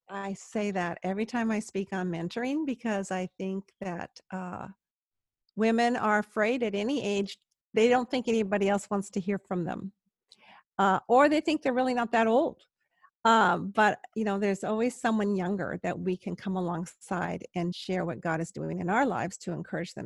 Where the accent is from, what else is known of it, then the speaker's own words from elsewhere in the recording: Palos Verdes, California, United States; I'm from Palos Verdes